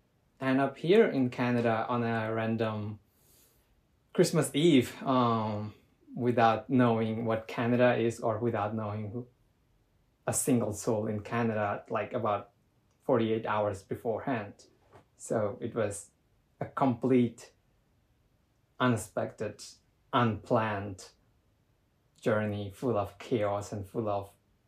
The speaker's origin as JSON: {"language": "English", "country": "Myanmar", "tie": "born or raised there", "second_language": "English", "said": "Life in the earlier was, I wouldn't say it was bad or worse"}